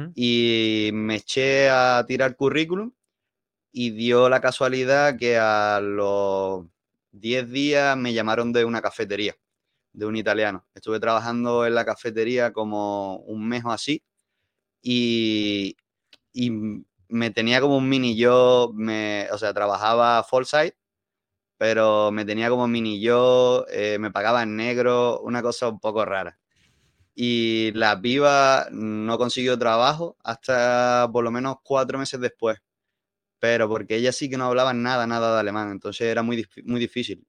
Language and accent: Spanish; Málaga, Andalusia, Spain; accent: mix of Andalusian and Canarian; moved away as an adult; also born or lived in Las Palmas, Spain; now in Germany; Yo soy andaluz, yo vengo de Málaga de Málaga. Lo que pasa es que me fui a vivir a Las Palmas tres años, entonces tengo una mezcla